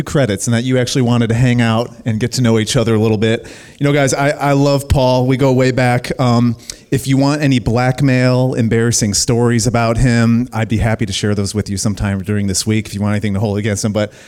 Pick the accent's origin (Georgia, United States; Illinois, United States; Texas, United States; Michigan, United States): Illinois, United States; Plainfield; now in Colorado, United States; I grew up in Illinois